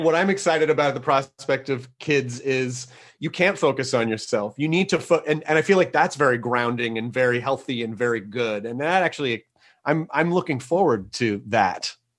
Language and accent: English; Tennessee, United States; I'm from Tennessee, which is not technically the Midwest